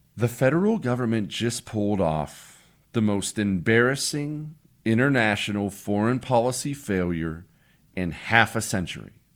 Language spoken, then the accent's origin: English; Montana, United States; moved away; also born or lived in Ohio; we moved to Montana when I was ten years old.